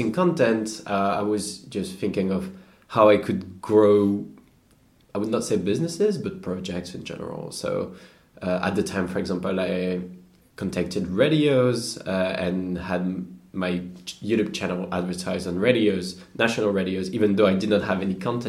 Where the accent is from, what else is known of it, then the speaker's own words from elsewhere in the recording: Normandy, France; grew up in the countryside in Normandy